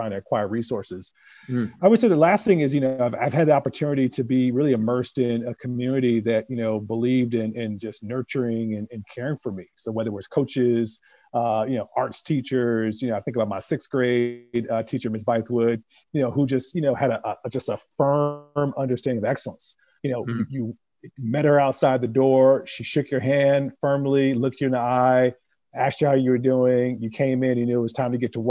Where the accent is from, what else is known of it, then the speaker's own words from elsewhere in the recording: New York, United States; growing up in New York